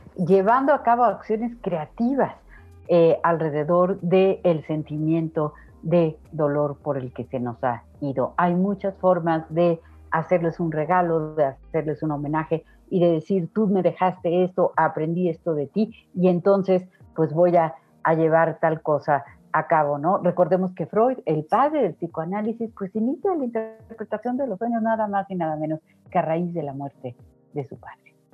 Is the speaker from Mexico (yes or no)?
yes; Mexico; como mexicanos, pues nuestro altar resulta muy, muy conmovedor